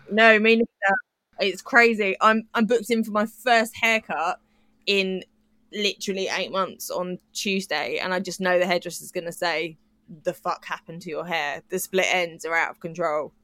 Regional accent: United Kingdom; as a British person

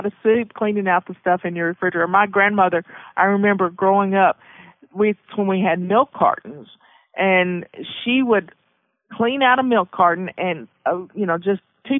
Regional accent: the South, United States; I grew up in the South, so we made biscuits and cornbread

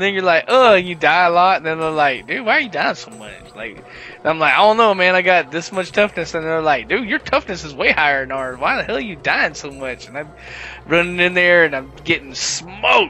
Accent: the South, United States; I'm from the South

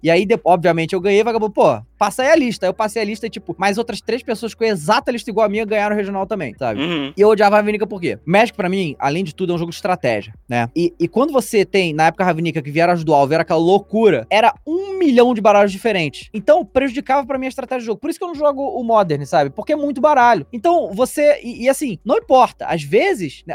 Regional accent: Rio de Janeiro, Brazil; moved away as an adult; now in São Paulo, Brazil; eu sou do Rio de Janeiro, né? Eu me mudei há um ano atrás, aqui para São Paulo agora

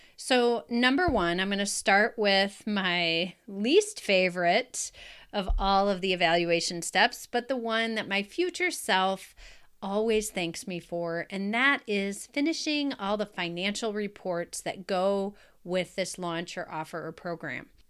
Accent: Wisconsin, United States; in my hometown in Wisconsin

